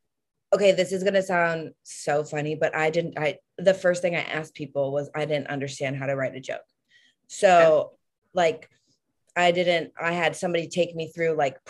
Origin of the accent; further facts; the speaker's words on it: East Coast, United States; we're both from the East Coast, so we were vibing.